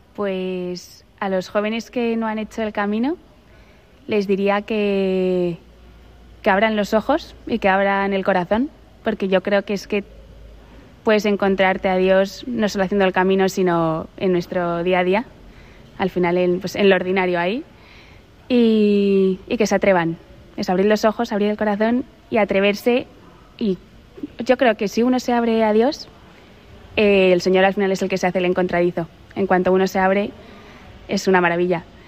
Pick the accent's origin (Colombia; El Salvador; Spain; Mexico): Spain; Madrid, Community of Madrid; also born or lived in Navarre; soy de Madrid